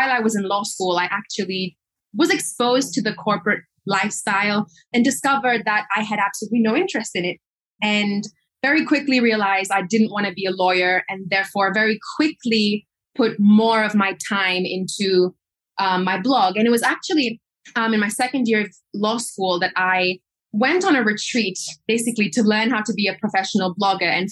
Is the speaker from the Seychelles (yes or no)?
yes; Seychelles; I was born and raised in the Seychelles Islands